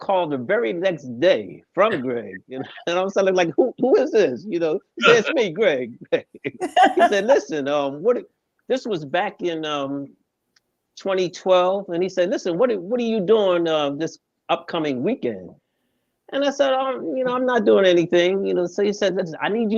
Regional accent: Philadelphia, Pennsylvania, United States; I am from Philadelphia

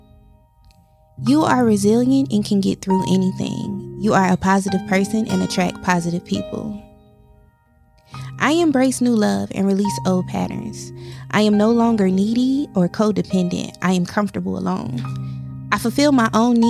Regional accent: East Coast, United States; I'm from the East Coast, and I live in the East Coast

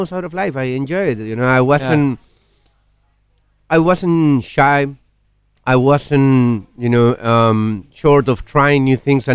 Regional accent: Chile; moved away as an adult; also born or lived in Cuba; I was raised in Chile the majority of my life until I was, early 20s.

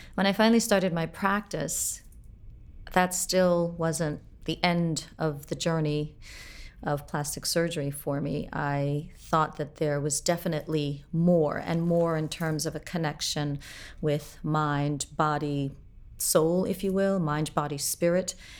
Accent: Port-au-Prince, Ouest, Haiti; I was born in Port-au-Prince, Haiti

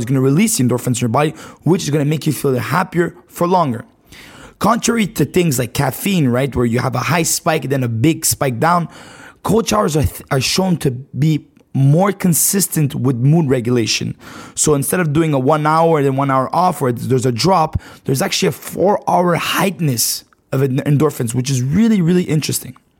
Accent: Montreal, Quebec, Canada; I'm from Canada, right? Montreal, Canada

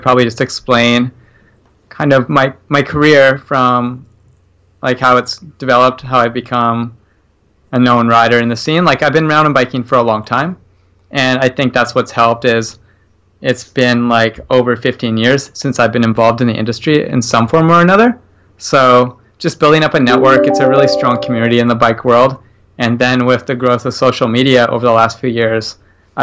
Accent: Victoria, British Columbia, Canada; I grew up just outside of Victoria, BC

